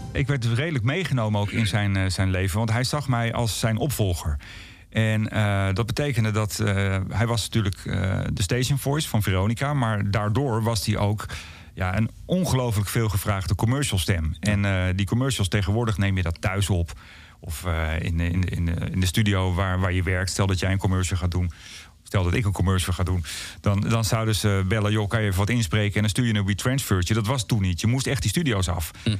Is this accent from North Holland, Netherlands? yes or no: yes; Blaricum, North Holland, Netherlands; vanuit Blarikum, waar ik ben opgegroeid